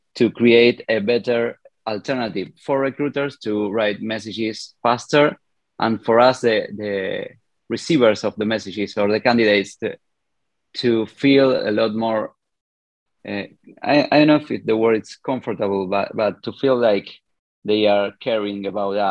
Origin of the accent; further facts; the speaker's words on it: Argentina; I'm a developer from Argentina.